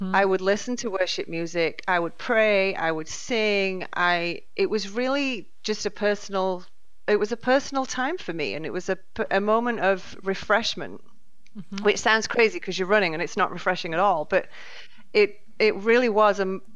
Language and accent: English; near Leeds, Yorkshire and the Humber, United Kingdom; moved away as an adult; now in Katy, Texas, United States; I was born in England, in Yorkshire, close to Leeds. Moved over here, 15 years ago